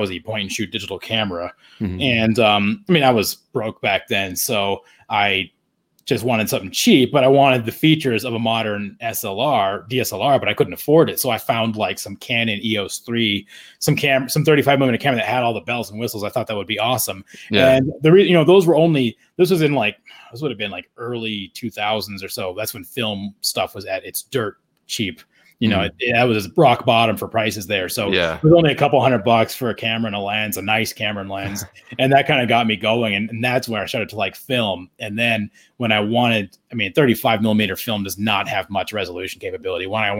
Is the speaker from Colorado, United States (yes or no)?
yes; Estes Park, Colorado, United States; moved away as an adult; also born or lived in Phoenix; I grew up in Estes Park. I went to middle and high school there.